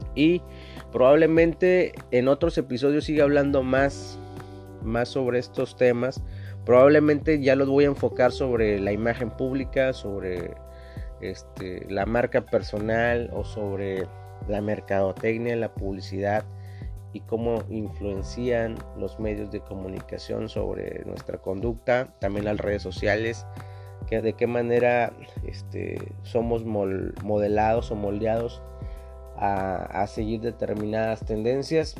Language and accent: Spanish; Mexico; lo que nos identifica como mexicanos